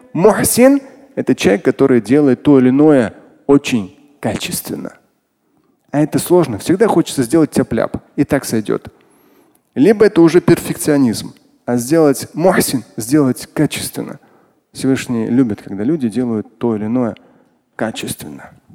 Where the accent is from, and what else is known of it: Moscow, Russia